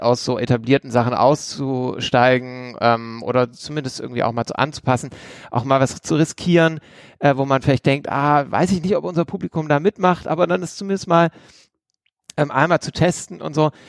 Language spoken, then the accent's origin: German; Esslingen district, Baden-Württemberg, Germany; aus dem Landkreis, aus dem ich auch komme